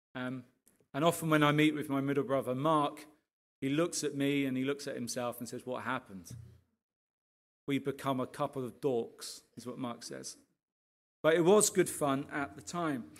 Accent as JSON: {"language": "English", "area": "Arbury", "region": "East of England", "country": "United Kingdom", "tie": "born or raised there", "said": "we grew up here in Arbery"}